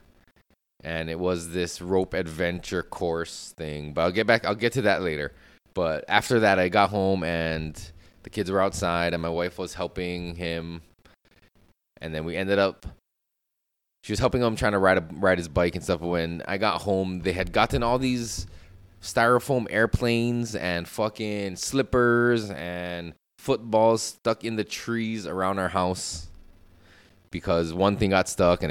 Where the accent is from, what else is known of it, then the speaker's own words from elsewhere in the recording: Hawaii, United States; growing up in Hawaii, climbing trees and fences